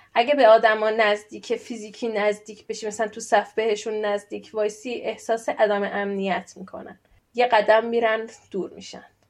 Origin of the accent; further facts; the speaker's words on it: Iran; moved away as an adult; now in Sweden; الان ساکن خارج از ایرانم ساکن سوئدم